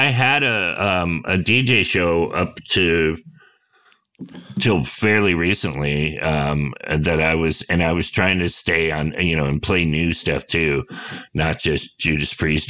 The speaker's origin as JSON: {"language": "English", "area": "Bay Area", "region": "California", "country": "United States", "tie": "born or raised there"}